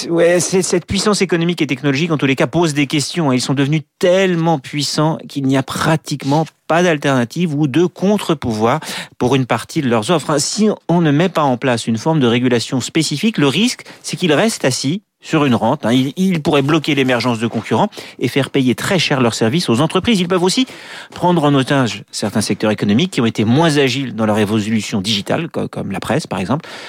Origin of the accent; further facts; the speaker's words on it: France; chez nous en France